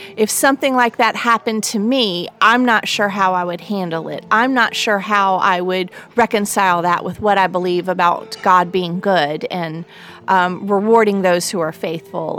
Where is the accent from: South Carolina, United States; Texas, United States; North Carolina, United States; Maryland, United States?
North Carolina, United States; my home state of North Carolina